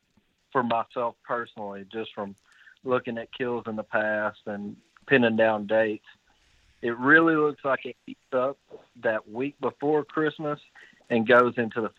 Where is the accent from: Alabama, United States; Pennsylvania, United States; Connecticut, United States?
Alabama, United States; Florence; I'm from Florence, Alabama.